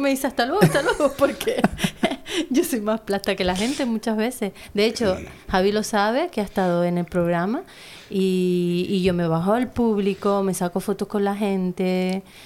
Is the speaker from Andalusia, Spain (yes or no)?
no; Teror, Canary Islands, Spain; yo nací aquí